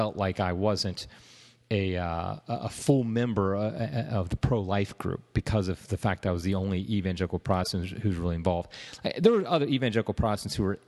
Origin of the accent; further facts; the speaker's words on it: Ohio, United States; I was from Ohio